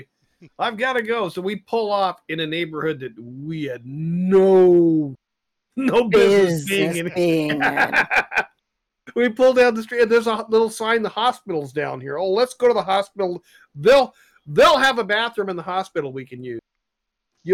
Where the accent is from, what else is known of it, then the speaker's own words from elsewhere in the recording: Alaska, United States; I'm from Alaska